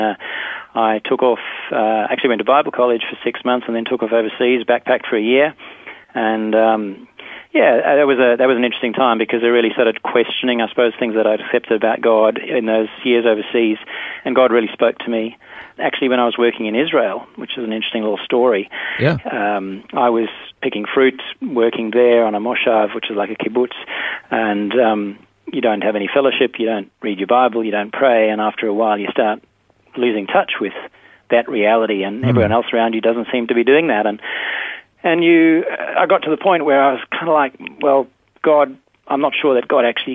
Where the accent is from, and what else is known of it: South Africa; born or raised there; now in Perth, Australia